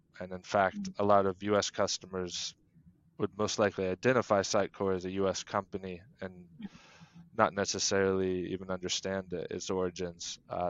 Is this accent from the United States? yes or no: yes; United States; now in Denmark; I'm originally from the U.S., but have been in Denmark for 10 plus years now. Have also lived a number of places and have been quite mobile in my personal life and career, but have made a home now here in Denmark.